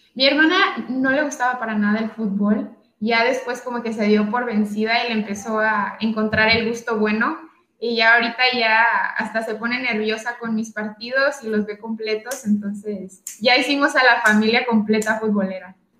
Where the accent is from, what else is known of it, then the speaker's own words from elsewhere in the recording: Tijuana, Baja California, Mexico; moved away as an adult; also born or lived in Valencia; yo soy de Tijuana, Baja California